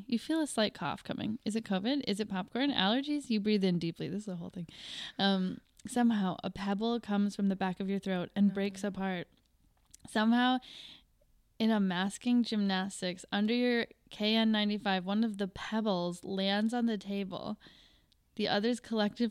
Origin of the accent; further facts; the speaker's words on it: Wisconsin, United States; I'm just from Wisconsin